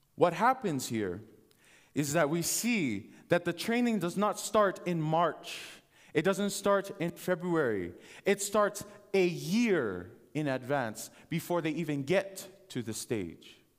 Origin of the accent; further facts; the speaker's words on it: Hawaii, United States; moved away; I was born and raised in the Adventist church in Hawaii